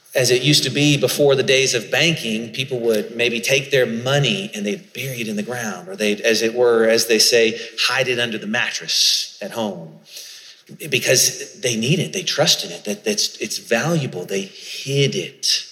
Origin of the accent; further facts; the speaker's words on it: Charleston, South Carolina, United States; I grew up in Charleston, South Carolina